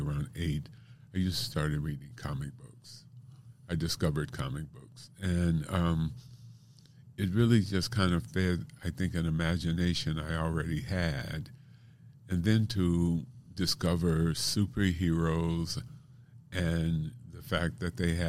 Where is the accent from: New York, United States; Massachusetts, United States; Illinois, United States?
Illinois, United States; Chicago; also born or lived in Bay Area; now in Portland, United States; I was born in Chicago, and then the next three of my siblings were born in Chicago